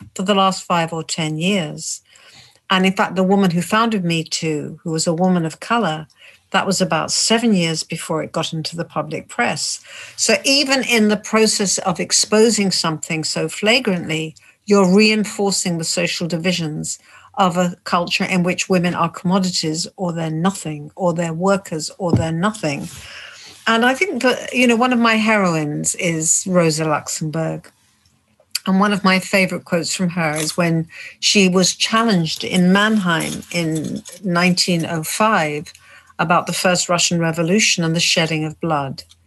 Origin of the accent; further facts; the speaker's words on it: United Kingdom; I'm British even though I'm Jewish, British, and originally Polish